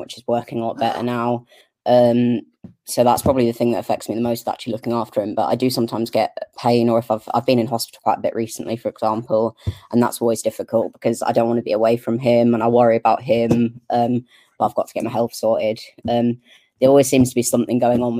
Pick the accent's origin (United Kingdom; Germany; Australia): United Kingdom; Norfolk, East of England; now in Lancashire, United Kingdom; I grew up all the way down south in Norfolk. I was born in Norfolk